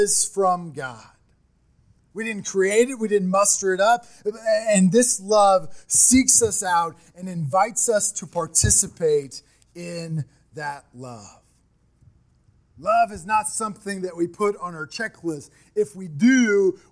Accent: Midwest, United States; I'm from the Midwest

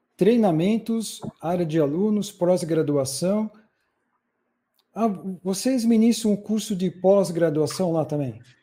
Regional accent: São Paulo, Brazil; eu sou de São Paulo

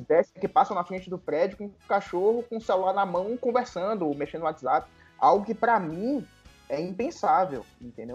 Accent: Salvador, Bahia, Brazil; now in Brasília, Brazil; eu nasci em Salvador, fui criado em Salvador amo minha cidade

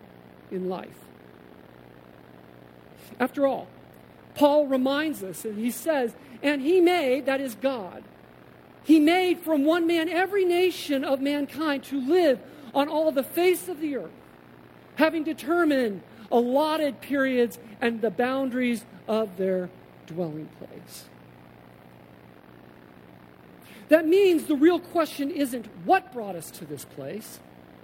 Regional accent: Colorado, United States; also born or lived in New Jersey / Massachusetts; now in Davis, United States; growing up in Colorado, spending 15 years in the Northeast, you know, 5 in a commuter community in central Jersey to Manhattan, another 10 in Massachusetts

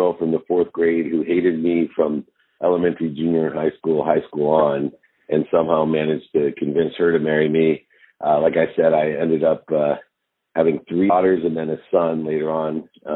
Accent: Akron, Ohio, United States; I grew up born in Akron, Ohio

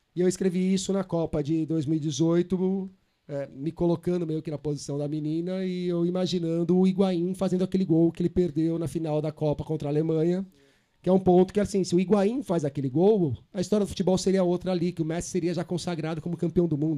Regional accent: São Paulo, Brazil; eu sou de São Paulo

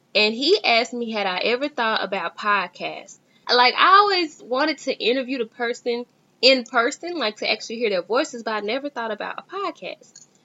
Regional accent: Dallas, Texas, United States; I am from Dallas, Texas

